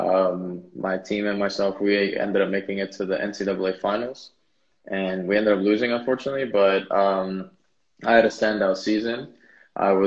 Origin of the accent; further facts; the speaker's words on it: Switzerland; also born or lived in United States; Was born in the United States, but then I was raised in Switzerland, and that's where I currently